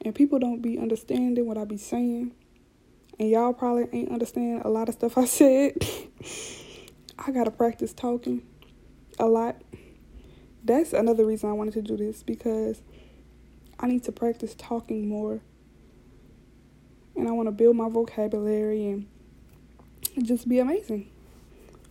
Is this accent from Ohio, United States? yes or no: no; South Louisiana, United States; I already talk fast because I'm from South Louisiana